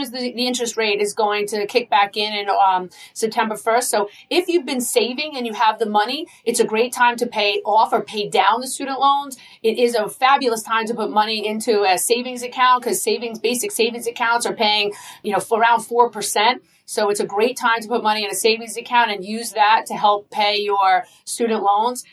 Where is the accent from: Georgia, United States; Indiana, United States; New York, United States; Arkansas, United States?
New York, United States; Long Island; accent: Long Island; I'm proud of my Long Island accent